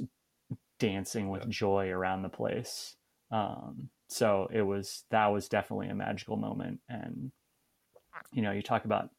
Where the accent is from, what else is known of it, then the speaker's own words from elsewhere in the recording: Portland, Oregon, United States; also born or lived in Arizona; now in Minneapolis, United States; I'm also from Portland, Oregon originally, so I'm a big Portland Timbers fan